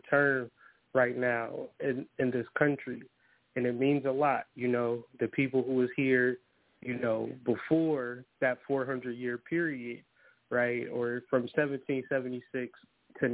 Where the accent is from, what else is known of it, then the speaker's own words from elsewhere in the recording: Ohio, United States; moved away as an adult; now in Detroit, United States; I'm from Ohio, but I relocated in 2020 to Detroit, Michigan